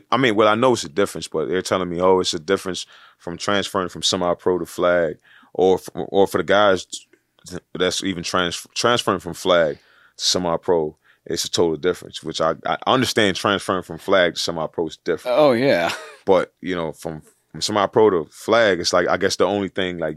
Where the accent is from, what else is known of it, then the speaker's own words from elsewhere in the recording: New York, United States; growing up in New York, it's just like, you know, that's that's the only thing that was there to play.